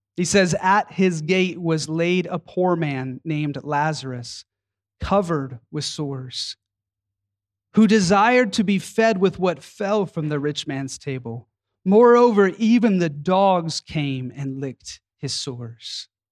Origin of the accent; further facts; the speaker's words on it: Atlanta, Georgia, United States; my hometown of Atlanta, Georgia